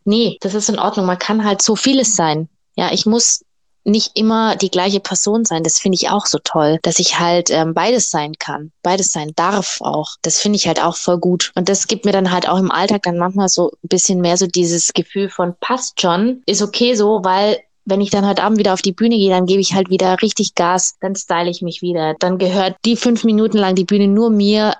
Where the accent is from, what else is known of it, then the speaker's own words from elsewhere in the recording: Augsburg, Bavaria, Germany; now in Stuttgart, Germany; in meiner Heimatstadt Augsburg